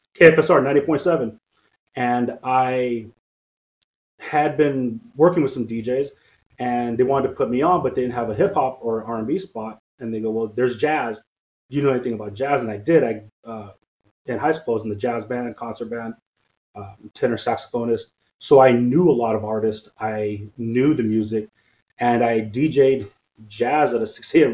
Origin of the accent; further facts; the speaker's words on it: Stockton, California, United States; also born or lived in French Camp, California; I grew up here in Stockton. I was born in French Camp, which is the county hospital just south of here